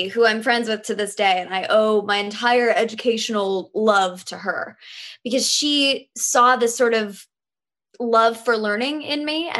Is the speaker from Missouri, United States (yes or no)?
yes; Lee's Summit, Missouri, United States; also born or lived in North Carolina / Georgia; So actually I was an army brat as a kid. So I was born in North Carolina and Georgia. So when I first learned to talk, I actually learned to talk like this. And then somehow when I moved to Missouri, I lost my accent.